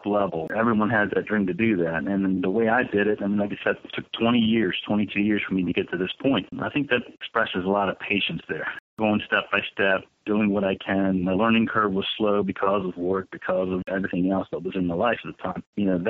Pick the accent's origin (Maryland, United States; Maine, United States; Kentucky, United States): Maryland, United States; Ocean City; I grew up here in Ocean City